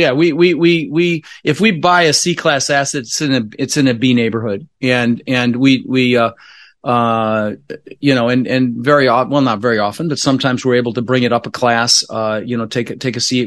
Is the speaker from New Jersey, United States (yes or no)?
no; Denver, Colorado, United States; also born or lived in Netherlands; I immigrated to this country when I was, uh, six years old with my, uh, brother Albert, my mother's Vancha. I was born in the Netherlands, you know, wooden shoes and windmills and, and, uh, We, uh, we, um, ended up in Denver, Colorado. Um, really struggled growing up